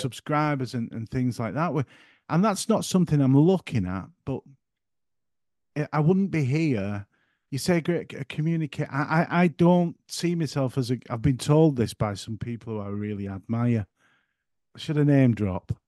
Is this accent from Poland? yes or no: no; the north of England, United Kingdom; accent: broad northern; My accent's in the way of talk, for one, being very broad, and I'm trying to keep it under control tonight, that I'm not here by gum talking all, uh, northern